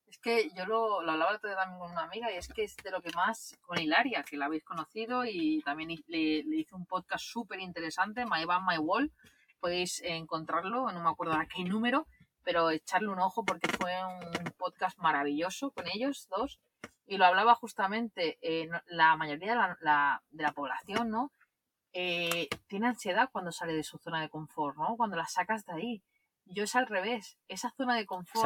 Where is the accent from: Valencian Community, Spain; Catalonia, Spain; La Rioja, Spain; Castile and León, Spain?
Catalonia, Spain; Barcelona; alquilar un piso aquí en Barcelona, donde yo, de donde yo soy